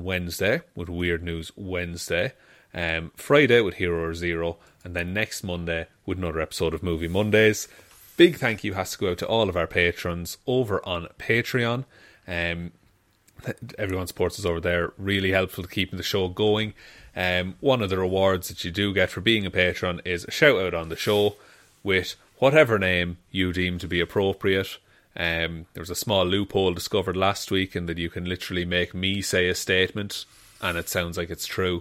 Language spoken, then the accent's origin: English; Ireland; because of being Irish